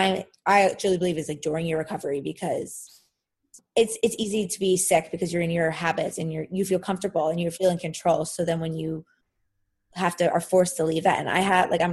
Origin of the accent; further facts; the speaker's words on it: Philadelphia, Pennsylvania, United States; I'm from Philadelphia.